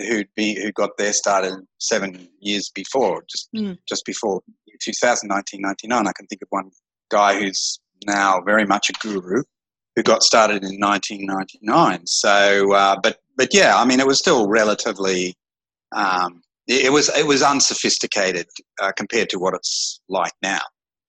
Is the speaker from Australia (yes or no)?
yes; Australia; moved away as an adult; now in Phnom Penh, Cambodia; I'm an Australian